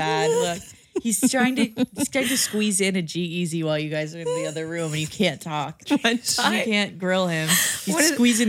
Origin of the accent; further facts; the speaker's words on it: Ho-Ho-Kus, New Jersey, United States; I'm from that stupid dump town called Hocus.